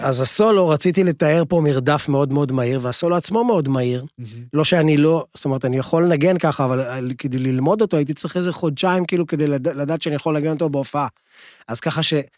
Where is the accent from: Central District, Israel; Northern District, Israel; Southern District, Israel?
Central District, Israel; Lod; אני נולדתי בלוד